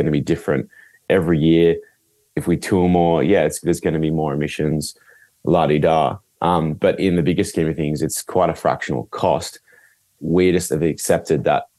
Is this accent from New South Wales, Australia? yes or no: yes; Northern Rivers, New South Wales, Australia; we're from the Northern Rivers. It's a beautiful, beautiful place